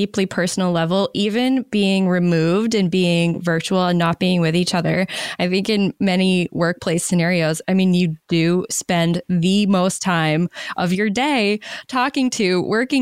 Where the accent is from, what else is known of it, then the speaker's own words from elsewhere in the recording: Maine, United States; moved away; I moved back to my home state of Maine during the pandemic